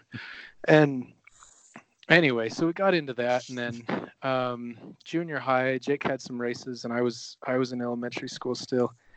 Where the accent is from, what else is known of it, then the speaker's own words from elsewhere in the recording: Oregon, United States; moved away as an adult; also born or lived in Rio de Janeiro, Brazil; now in Flagstaff, United States; a hungry, motivated, um, kind of blue collar athlete growing up in Oregon